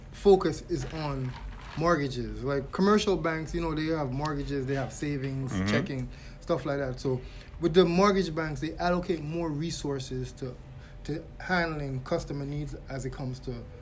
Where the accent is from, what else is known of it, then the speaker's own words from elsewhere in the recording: Jamaica; I'm Jamaican.